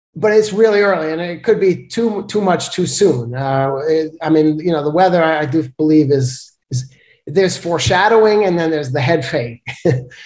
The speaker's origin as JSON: {"language": "English", "town": "New York City", "region": "New York", "country": "United States", "moved": "yes", "said": "I'm from Brooklyn, New York"}